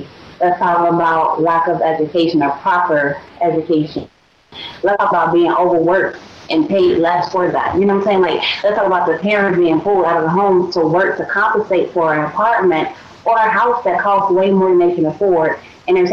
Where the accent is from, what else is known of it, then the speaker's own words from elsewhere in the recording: Chicago, Illinois, United States; moved away; I was raised in Englewood. You know, great. It was a great neighborhood. Great neighborhood. I took pride in saying I grew up in Englewood.